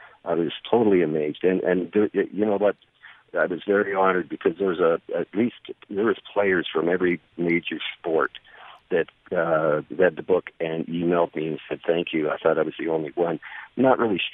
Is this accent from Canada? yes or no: yes; Canada; I'm Canadian